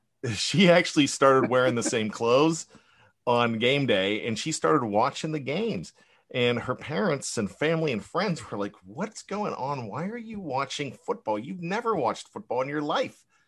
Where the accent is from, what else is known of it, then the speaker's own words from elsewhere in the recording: Johnstown, Pennsylvania, United States; when I was growing up in Western P A, in Johnstown